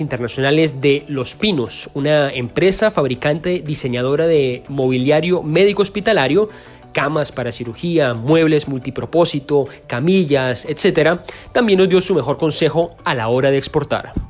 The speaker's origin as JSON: {"language": "Spanish", "country": "Colombia", "said": "como colombianos"}